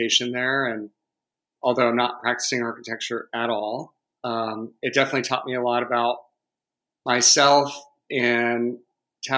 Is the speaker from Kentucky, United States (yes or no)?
no; Savannah, Georgia, United States; now in Atlanta, United States; I grew up in Savannah on the coast